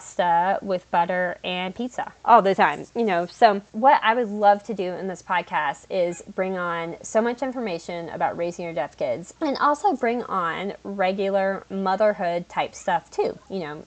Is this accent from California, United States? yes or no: no; North Carolina, United States; I'm from North Carolina